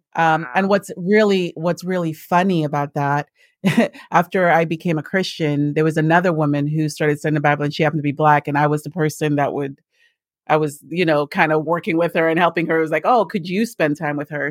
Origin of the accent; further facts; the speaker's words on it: St. Lucia; now in United States; I am from the West Indies originally, so I'm from the island of Saint Lucia.